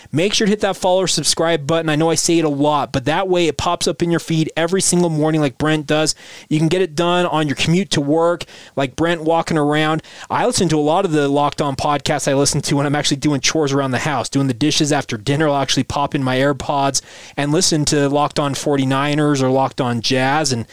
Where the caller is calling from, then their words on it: Utah, United States; I grew up in Weber and Box Elder counties and spend many weekends driving three hours to be at Cougar football games